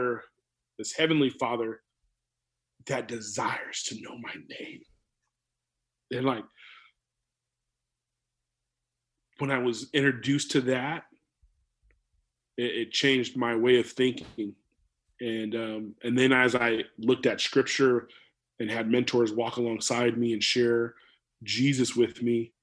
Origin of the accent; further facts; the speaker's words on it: California, United States; moved away as an adult; also born or lived in Chelan, Washington; now in Tri-Cities, United States; being a California kid growing up in California